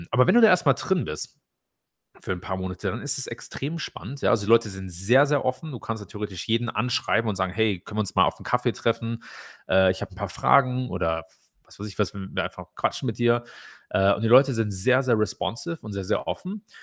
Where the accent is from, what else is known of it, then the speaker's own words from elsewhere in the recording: Germany; Also ich glaube, gerade als, als, als Deutsche ist es eine sehr interessante Erfahrung.